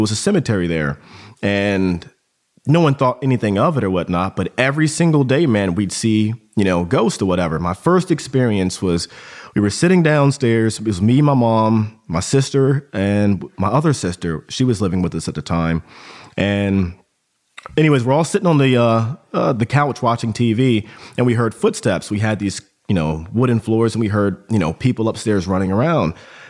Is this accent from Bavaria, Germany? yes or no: yes; Augsburg, Bavaria, Germany; born there; But so I was born in Germany, Augsburg, Germany. Both my parents were in the army intelligence community.